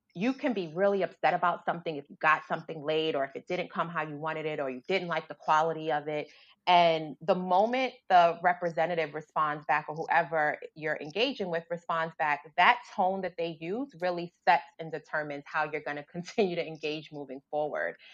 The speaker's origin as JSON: {"language": "English", "town": "New York City", "region": "New York", "country": "United States", "tie": "born or raised there", "said": "I grew up in the South Bronx"}